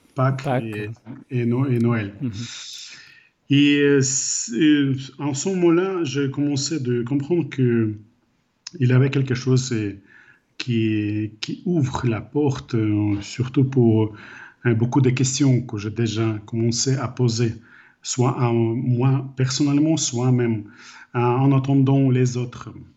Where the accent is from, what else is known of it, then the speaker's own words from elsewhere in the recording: Ukraine; French is a second language; moved away as an adult; also born or lived in Ireland; j'ai grandi en Ukraine après le moment de perestroïka